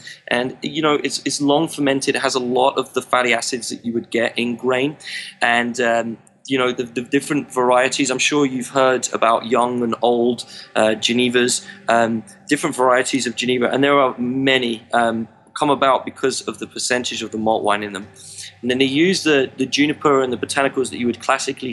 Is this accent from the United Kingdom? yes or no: yes; England, United Kingdom; As an Englishman